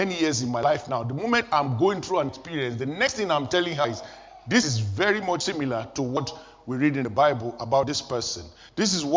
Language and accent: English; Nigeria; moved away as an adult; I was still living in Nigeria, my home country